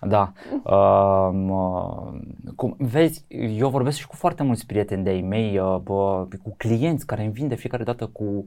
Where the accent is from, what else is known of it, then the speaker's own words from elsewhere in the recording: Bucharest, Romania; eu sunt un bucureștean jet by jet, sunt crescut aici, am copilărit aici